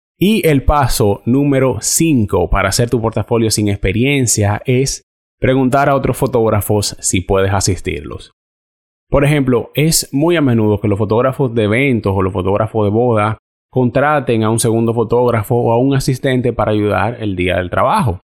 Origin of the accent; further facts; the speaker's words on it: Dominican Republic; moved away as an adult; now in Canada; algunos de los fotógrafos con los que yo trabajo en mi país